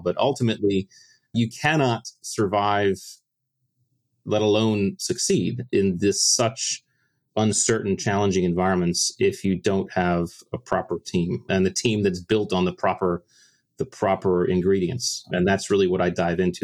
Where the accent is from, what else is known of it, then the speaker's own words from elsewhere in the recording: Connecticut, United States; I grew up in the States in Connecticut and joined the Navy in 1996.